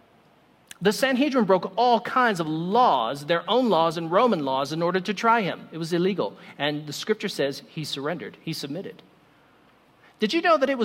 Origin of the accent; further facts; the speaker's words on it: United States; I'm American